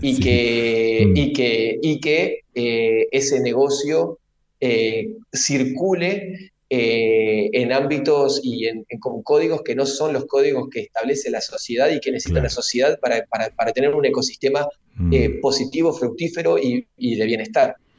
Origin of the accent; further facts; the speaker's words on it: Rosario, Santa Fe, Argentina; nosotros que somos rosarinos